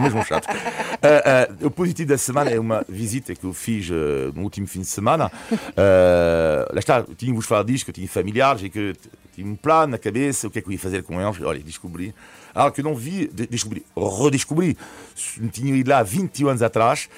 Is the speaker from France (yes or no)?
yes; France; now in Portugal; o meu país de origem, a França, onde nasci